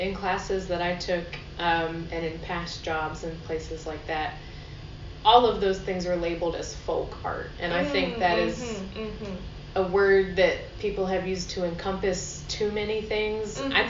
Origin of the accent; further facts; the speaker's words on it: the South, United States; at least myself growing up in the South, I was always taught that, you know, because we're in the backwoods and we're sort of more of a conservative area